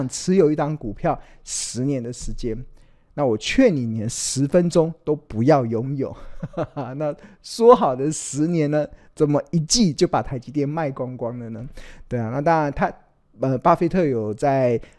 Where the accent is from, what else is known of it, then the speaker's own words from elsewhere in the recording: Taiwan; 但是身为台湾人，我们哪里都跑不了，所以我不断的强强调，就是同岛一命嘛